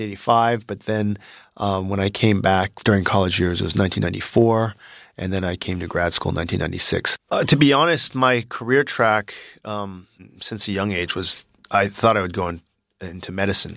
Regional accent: Palo Alto, California, United States; moved away as an adult; now in China; I grew up in Palo Alto

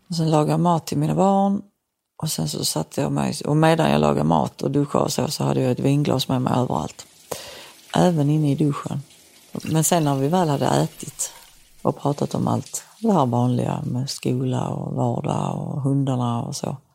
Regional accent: Helsingborg, Skåne, Sweden; Som helsingborgare har man oftast sånt här tio häfte med biljetter.

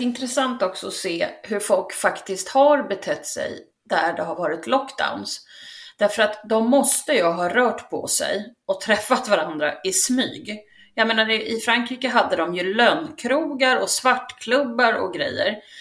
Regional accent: Sweden; vi är ju svenskar

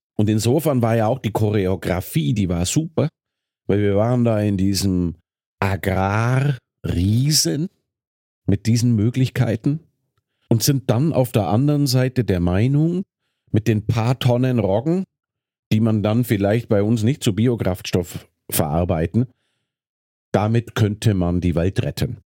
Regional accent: Bavaria, Germany; moved away as an adult; Ich komme ja aus Bayern.

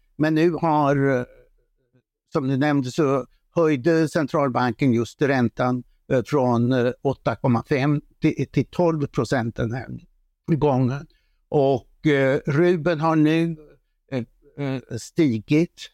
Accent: Sweden; Som svensk

